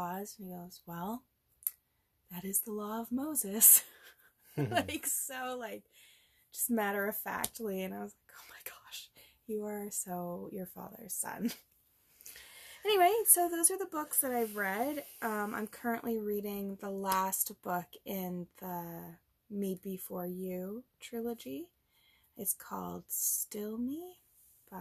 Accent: Grimsby, Ontario, Canada; I grew up in Grimsby.

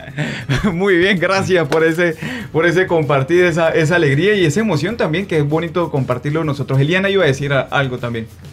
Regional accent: Táchira, Venezuela; accent: Colombian-like; nosotros tenemos una costumbre aquí en el Táchira, que somos muy cercanos en Colombia y tenemos como este acentico también eh, colombiano

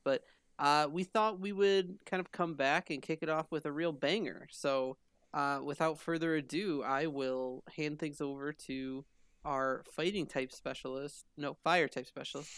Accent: Michigan, United States; we're all from Michigan

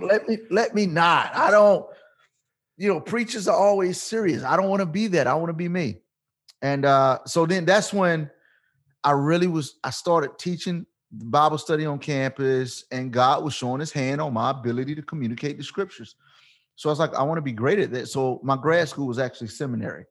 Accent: Portsmouth, Virginia, United States; I'm born and raised in Virginia

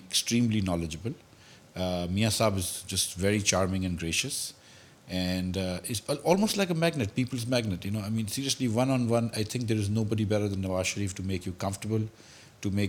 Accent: Karachi, Sindh, Pakistan; I was from Karachi.

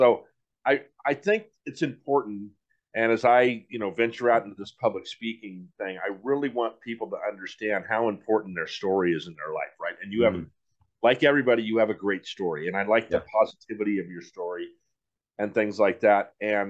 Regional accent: San Diego, California, United States; I grew up here in San Diego. That's one advantage I have.

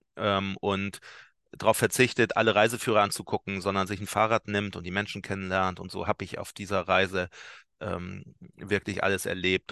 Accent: Hamburg, Germany; ich bin ja alter Barmbicker hier, äh, so ein Arbeiterstadtteil

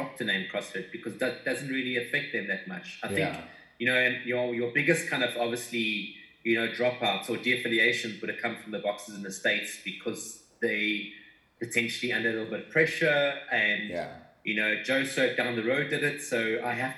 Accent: South Africa; we come from South Africa

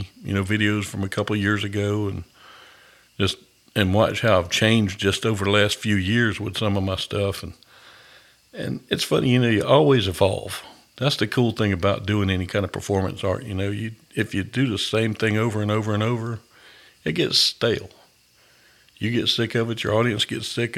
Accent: Augusta, Georgia, United States; now in Fayetteville, United States; I'm from Augusta, but I'm actually in Fayetteville, just south of Atlanta now.

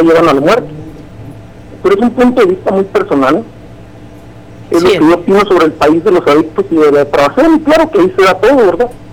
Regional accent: Mexico; aquí en nuestra sociedad como, como mexicanos

